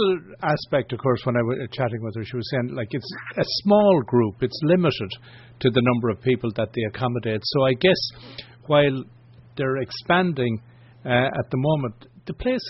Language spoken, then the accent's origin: English; Ireland; from an Irish perspective what we would have been used to.